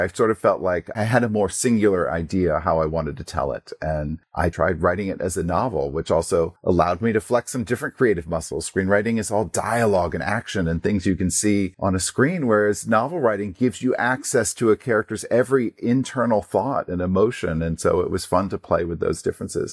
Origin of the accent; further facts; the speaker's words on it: Portland, Maine, United States; also born or lived in New Jersey; I'm from Portland, Maine, although I was, uh, born in New Jersey. So, you know, even though I moved to Maine at a very young age